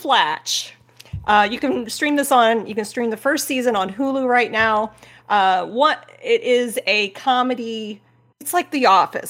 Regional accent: Midwest, United States; so for me, growing up in the Midwest, being in a rural life, I actually thought it, I like the show.

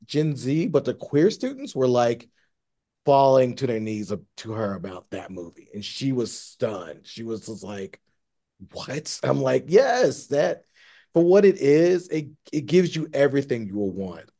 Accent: Tennessee, United States; now in Los Angeles, United States; I grew up in Tennessee

